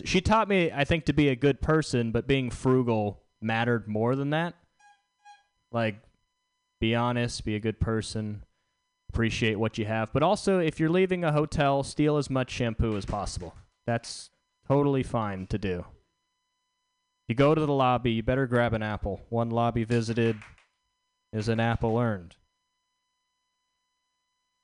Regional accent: the South, United States; I'm from the South

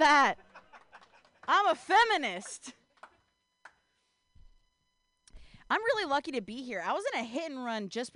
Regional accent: Ohio, United States; now in California, United States; I'm not from California. I'm actually from the Midwest. I'm actually from Ohio

